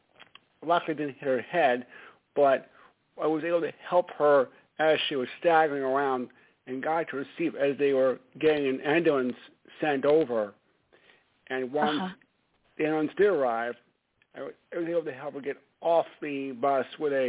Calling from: Stamford, Connecticut, United States; … from Stamford, Connecticut.

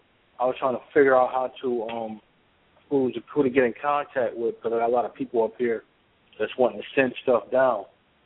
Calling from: upstate New York, United States; I'm calling from upstate New York.

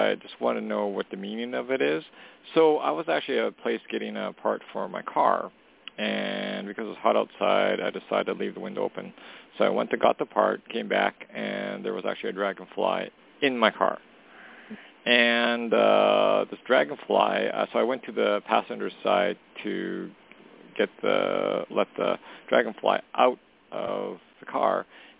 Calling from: Canada; Hey, Toni … calling from Canada.

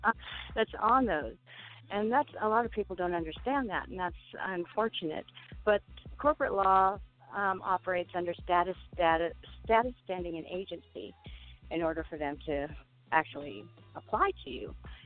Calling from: California, United States; Hi, I'm calling from Southern California.

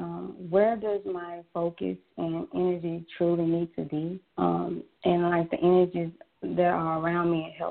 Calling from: Jackson, Mississippi, United States; I'm calling from Mississippi.

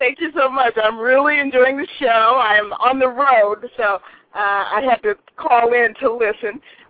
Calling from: Rancho Cucamonga, California, United States; I'm calling from Rancho Cucamonga, California.

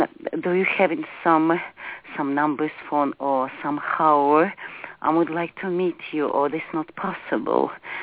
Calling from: Charleston, West Virginia, United States; English is a second language; I'm calling Charleston, West Virginia.

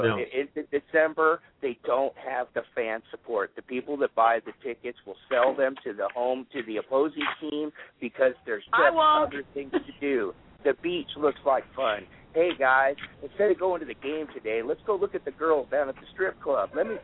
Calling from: California, United States; I'm in California, and I can tell you what I'm talking about because I'm in California. We don't have a team here in Southern California, in the L.A. area, okay?

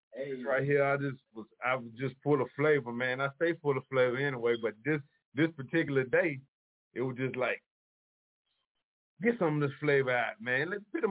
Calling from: Charlotte, North Carolina, United States; I'm calling from Charlotte.

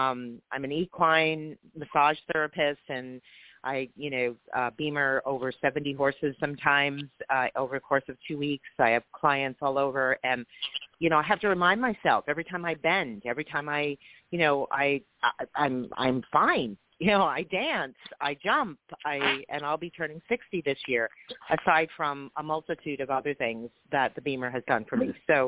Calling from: San Diego, California, United States; I'm actually calling from San Diego, California.

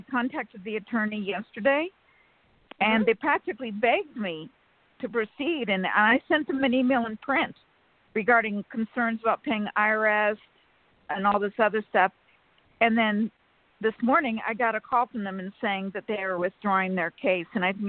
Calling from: California, United States; from California.

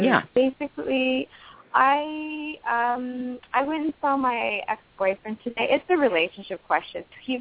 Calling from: New York City, New York, United States; I'm also calling in from New York, but I'm down in the city

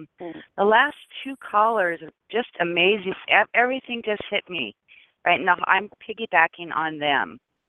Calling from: Seattle, Washington, United States; Hi, this is …. I'm from Seattle.

